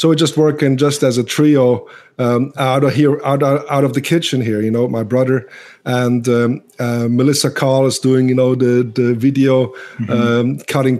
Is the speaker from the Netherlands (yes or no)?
no; Switzerland; English is a second language; now in United States; I'm from Europe, and my English is not all that good. But, you know, growing up in Switzerland